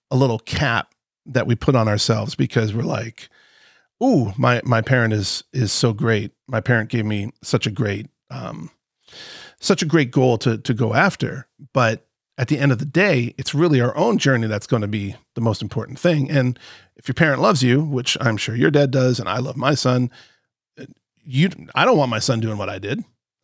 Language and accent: English; Palm Beach, Florida, United States; when I was growing up, I was born and raised in Palm Beach, right?